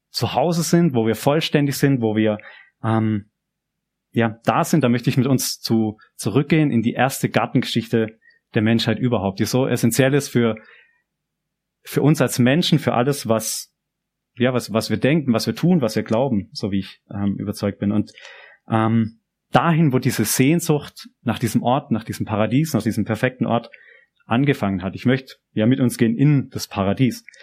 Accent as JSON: {"language": "German", "country": "Germany", "lives_now": "Japan", "said": "an dem man meine Sprache, mein Dialekt versteht und wo es zum Frühstück Quittengelee gibt. Das gibt's nicht immer in Japan."}